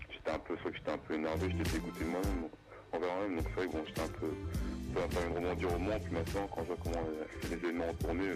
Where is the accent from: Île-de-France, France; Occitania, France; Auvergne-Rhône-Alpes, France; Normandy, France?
Normandy, France; near Caen; now in Le Mans, France; dans un petit village, j'habitais à côté de Caen, en Normandie. Après, j'étais au collège pour à Caen jusqu'à 14 ans.